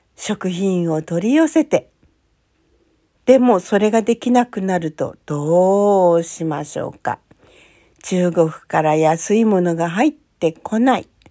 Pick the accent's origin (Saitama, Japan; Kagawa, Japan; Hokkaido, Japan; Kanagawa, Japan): Hokkaido, Japan; moved away; also born or lived in Hungary; 私、北海道生まれ